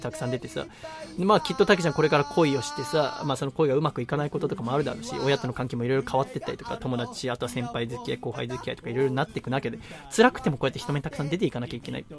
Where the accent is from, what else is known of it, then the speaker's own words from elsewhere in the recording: Yokohama, Kanagawa, Japan; 私は生まれも育ちも横浜の人間ですから